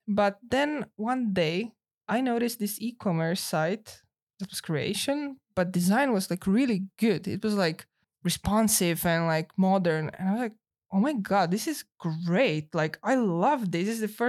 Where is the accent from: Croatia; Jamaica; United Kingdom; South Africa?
Croatia; Zagreb, City of Zagreb; English is a second language; So I got some stipend from City of Zagreb, which is my hometown.